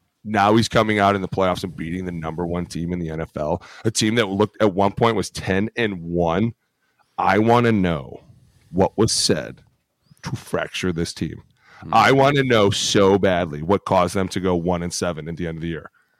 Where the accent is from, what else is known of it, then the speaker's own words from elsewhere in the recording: Philadelphia, Pennsylvania, United States; Just probably because I'm from Philly, and that's what I do.